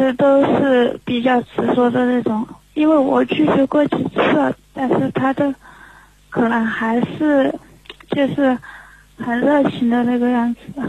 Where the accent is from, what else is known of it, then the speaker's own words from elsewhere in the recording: Sichuan, China; 哎，我来自四川。